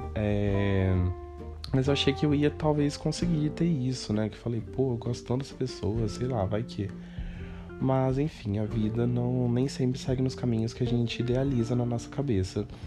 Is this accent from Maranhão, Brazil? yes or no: no; Cruzeiro, São Paulo, Brazil; moved away as an adult; now in São Paulo, Brazil; na minha cidade natal, que é Cruzeiro, né? Como disse no começo do podcast, eu moro em São Paulo há 5 anos, mas eu não nasci aqui